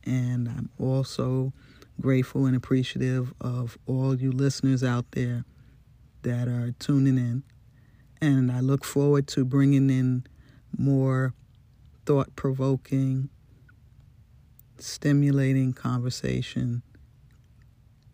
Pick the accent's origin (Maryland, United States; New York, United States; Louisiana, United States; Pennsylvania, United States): New York, United States; New York City; I am a born and bred New York chick through and through. My hometown is the BX, the Bronx, home of the Yankees